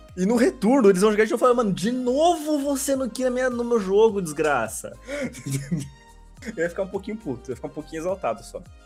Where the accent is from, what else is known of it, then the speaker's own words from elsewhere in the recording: Brazil; eu sou brasileiro